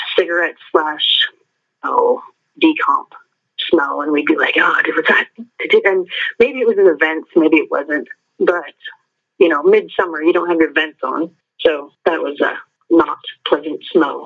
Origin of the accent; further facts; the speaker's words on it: Columbus, Montana, United States; I'm from Columbus, Montana